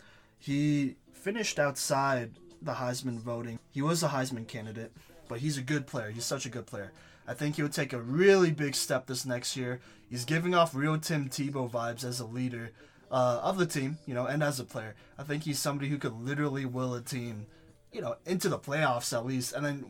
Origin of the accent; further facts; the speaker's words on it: Dallas, Texas, United States; moved away as an adult; now in Colorado, United States; I grew up in Dallas.